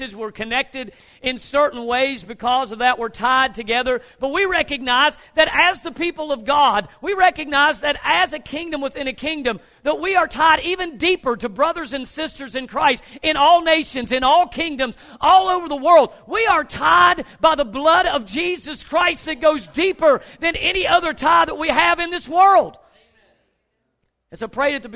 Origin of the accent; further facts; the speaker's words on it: Logan, West Virginia, United States; Logan County. That's where I'm from. Logan.